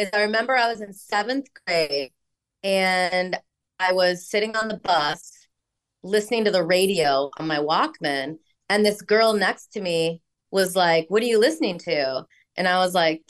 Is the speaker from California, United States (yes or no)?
no; Rockford, Illinois, United States; moved away as an adult; also born or lived in New York; when I grew up in Illinois